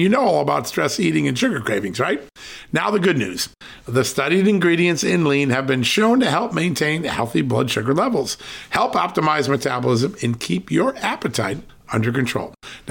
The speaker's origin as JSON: {"language": "English", "region": "Virginia", "country": "United States", "tie": "born or raised there", "said": "Joining us right now from my home state, the great state of Virginia, Congressman Ben Cline."}